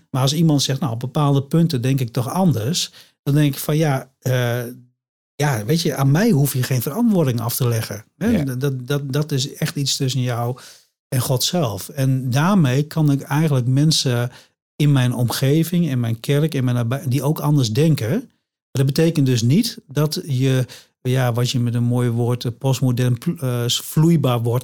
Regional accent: Drenthe, Netherlands; moved away; Ik kom oorspronkelijk uit Drenthe

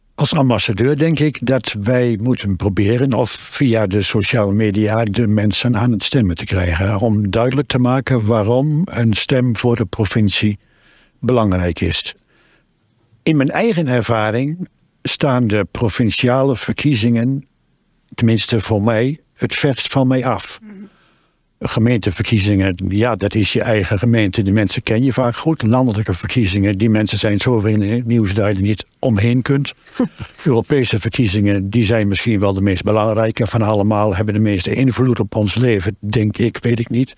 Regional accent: Twente, Overijssel, Netherlands; now in Barger-Compascuum, Netherlands; Ik woon al bijna veertig jaar in Drenthe. Ik kom uit Twente, maar ik voel me erg Drent.

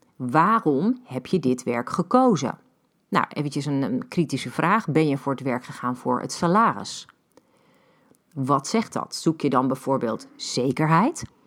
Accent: Netherlands; ik groeide op in Beeldhoven.

